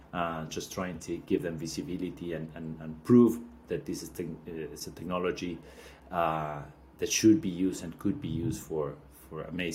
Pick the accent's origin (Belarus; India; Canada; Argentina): Argentina; So I was born in Argentina, born and raised.